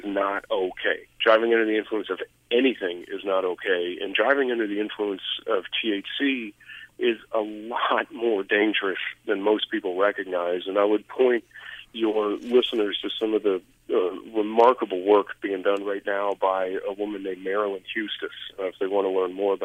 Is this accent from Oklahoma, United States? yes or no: no; Colorado, United States; in my home state